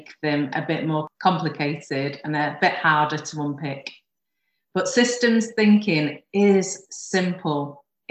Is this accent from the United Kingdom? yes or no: yes; United Kingdom; my hometown of Lyme